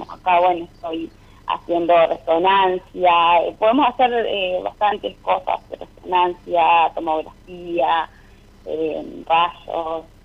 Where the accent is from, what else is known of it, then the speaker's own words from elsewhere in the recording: Rosario del Tala, Entre Ríos, Argentina; now in Rosario, Argentina; Eh, soy de Rosario del Tala, de Entre Ríos, pero ahora estoy en Rosario, Santa Fe, estoy viviendo acá.